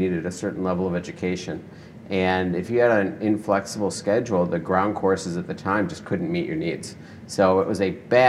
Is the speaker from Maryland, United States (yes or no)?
no; Detroit, Michigan, United States; moved away as an adult; also born or lived in San Francisco; now in Seattle, United States; I grew up in Detroit